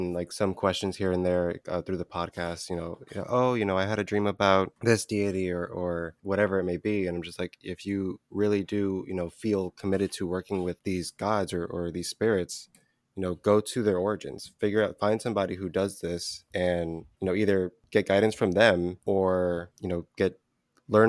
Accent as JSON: {"language": "English", "country": "United States", "tie": "born or raised there", "said": "I grew up here in America. You know, my mom's from New York as well."}